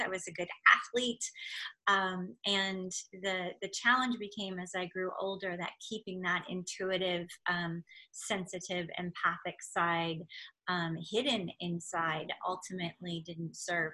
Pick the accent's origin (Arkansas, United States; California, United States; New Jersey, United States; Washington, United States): California, United States; Silicon Valley; I grew up in California in Silicon Valley, literally at the base of Sand Hill